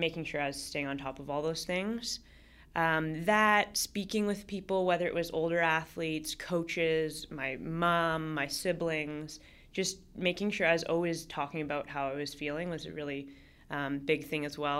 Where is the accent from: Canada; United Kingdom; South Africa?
Canada; Toronto, Ontario; also born or lived in Vancouver; I grew up in Toronto